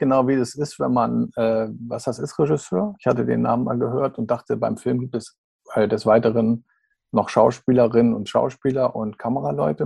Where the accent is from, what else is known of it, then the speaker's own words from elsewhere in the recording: Schleswig-Holstein, Germany; also born or lived in Kiel / Dithmarschen; Ich komme aus Schleswig-Holstein.